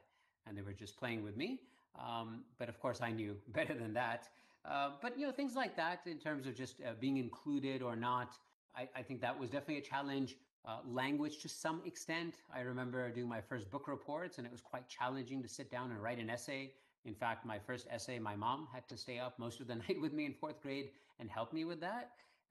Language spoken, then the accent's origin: English; New York, United States; first language Hindi; English is a second language; moved away as an adult; also born or lived in Iran / Kuwait; now in California, United States; 4 years in Kuwait, we followed my dad's older brother to New York. And so at the age of 8, I moved to New York. I celebrated my 9th birthday there